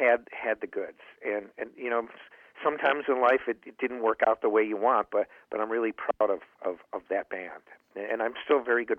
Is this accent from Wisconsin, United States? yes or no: no; Chicago, Illinois, United States; moved away as an adult; also born or lived in Los Angeles; I'd lived in L.A. for a long time, and I didn't have to come back to Chicago. I mean, I love my hometown of Chicago